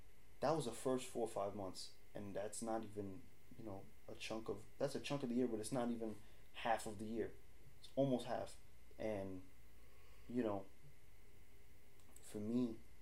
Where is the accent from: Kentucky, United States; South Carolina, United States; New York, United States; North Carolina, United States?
New York, United States; New York City; we're from New York